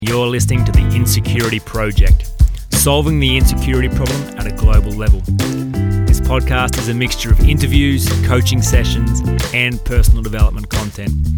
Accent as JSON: {"language": "English", "country": "Australia", "said": "as an Australian"}